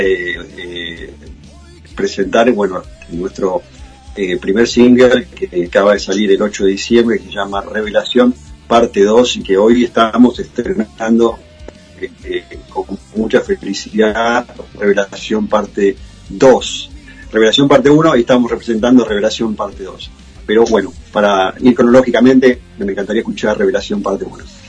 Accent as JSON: {"language": "Spanish", "country": "Argentina", "moved": "yes", "lives_now": "United States", "said": "yo soy argentino"}